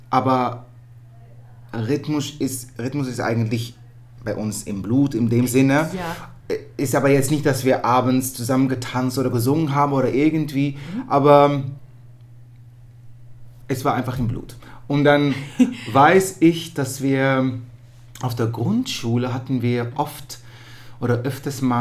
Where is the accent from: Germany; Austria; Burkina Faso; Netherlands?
Netherlands; born there; ich bin in Holland geboren